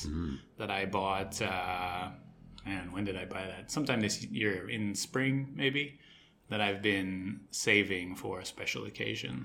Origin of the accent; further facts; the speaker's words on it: Australia; moved away; also born or lived in United States; I grew up in Australia